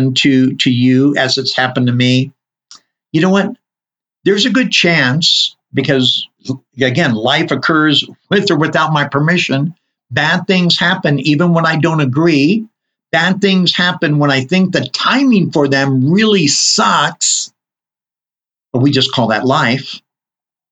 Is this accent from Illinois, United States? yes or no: no; Southern California, United States; now in Utah, United States; growing up in Southern California, I'm very used to earthquakes.